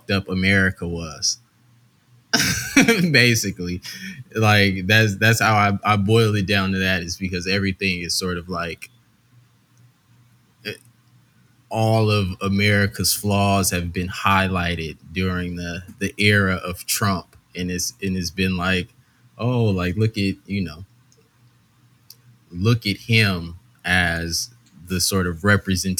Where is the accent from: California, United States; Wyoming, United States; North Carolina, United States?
California, United States; Los Angeles; also born or lived in Arkansas; born and raised in L.A., you know, growing up in South Central